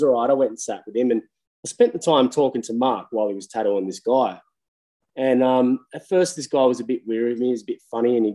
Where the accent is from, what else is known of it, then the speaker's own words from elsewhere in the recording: Bargo, New South Wales, Australia; I'm a kid from Bargo in New South Wales, like a little bum town